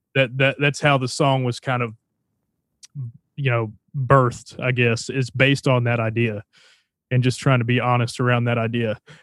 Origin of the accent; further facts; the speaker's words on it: Texarkana, Arkansas, United States; moved away; I grew up in Texarkana, Arkansas, and, uh, it's a little town right on the border of Texas.